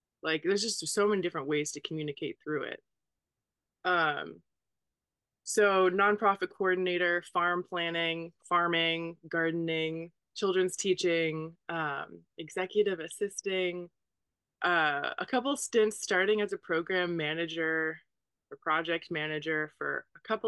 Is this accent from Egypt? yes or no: no; United States; also born or lived in College Station, Texas / Bloomington, Indiana; I grew up in College Station, Texas, and Bloomington, Indiana.